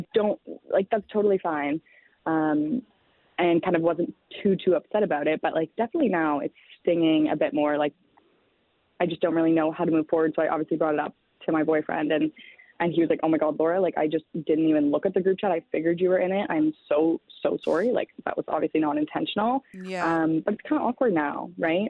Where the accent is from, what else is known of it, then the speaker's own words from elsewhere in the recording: Toronto, Ontario, Canada; So I'm from Toronto